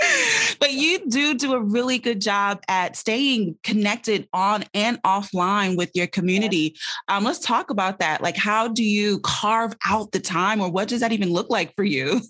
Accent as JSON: {"language": "English", "country": "Jamaica", "said": "I'm Jamaican"}